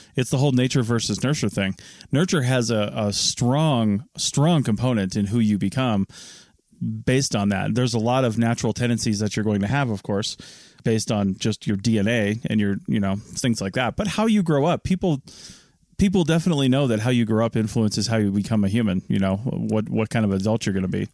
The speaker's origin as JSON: {"language": "English", "region": "Washington", "country": "United States", "tie": "born or raised there", "said": "I grew up in Washington State."}